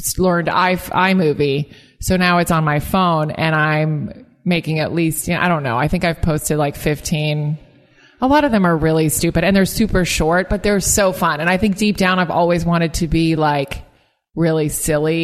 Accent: United States; this American comedian.

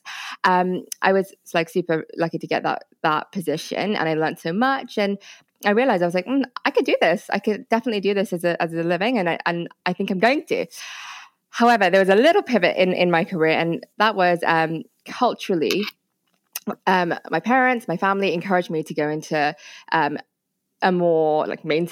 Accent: India; I'm actually Indian. As in India

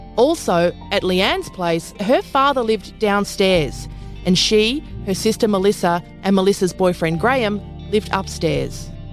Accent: Toowoomba, Queensland, Australia; my hometown of Toowoomba

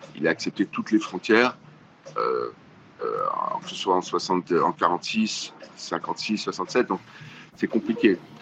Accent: France; chez nous en France

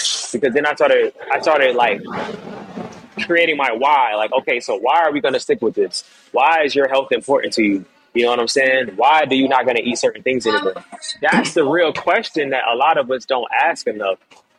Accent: Jamaica; I didn't grow up eating like that, bro. I'm Jamaican, bro. Like, we eating curry chicken, jerk chicken, you know, like, I eat regular food like everybody else.

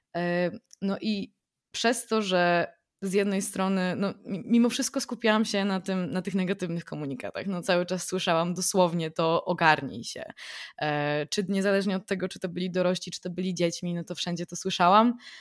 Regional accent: Poland; also born or lived in London

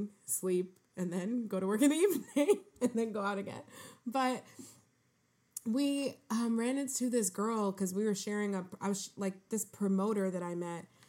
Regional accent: New York City, New York, United States; I'm like, New York City. Where? Harlem.

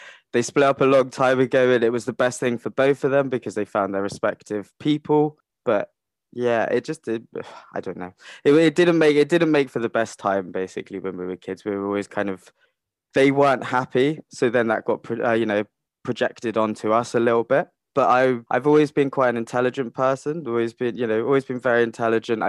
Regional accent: Cornwall, South West England, United Kingdom; I grew up in Cornwall

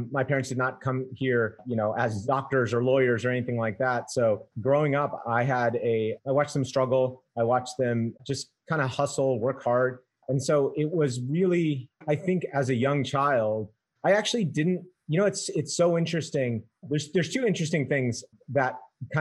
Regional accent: New York, United States; moved away; I'm from New York originally

